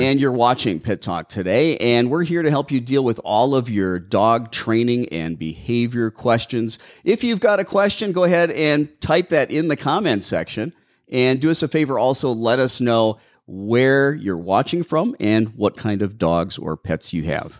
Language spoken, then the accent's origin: English; Milwaukee, Wisconsin, United States; now in Arizona, United States; I'm from Milwaukee